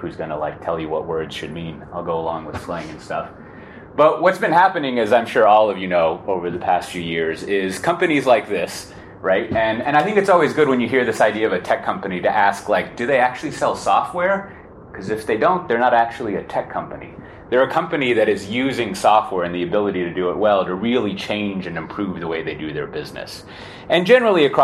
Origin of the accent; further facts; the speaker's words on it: Austin, Texas, United States; moved away as an adult; now in Amsterdam, Netherlands; I was born in Austin, and I lived there all my life until August of last year when I moved to Amsterdam